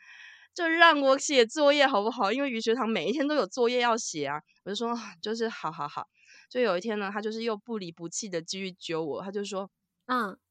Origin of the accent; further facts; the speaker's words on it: Taiwan; 然后你知道，我就是台湾人，我想说：“哦，结束了就准备回家。”